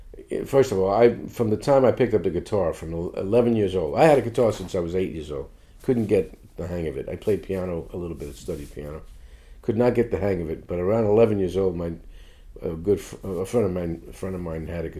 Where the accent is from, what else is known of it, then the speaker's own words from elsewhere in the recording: Fort Lee, New Jersey, United States; also born or lived in New York City; my family moved to New Jersey, right just across the George Washington Bridge in Fort Lee, when I was 6 months old.